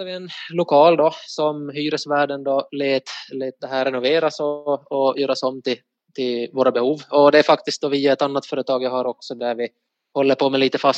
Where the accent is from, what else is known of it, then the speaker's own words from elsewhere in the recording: Ostrobothnia, Finland; Eh, främst i Österbotten